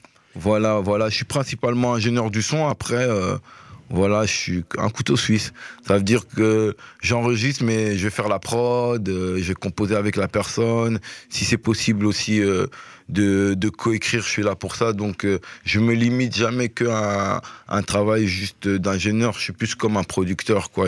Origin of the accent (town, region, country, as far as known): Belgium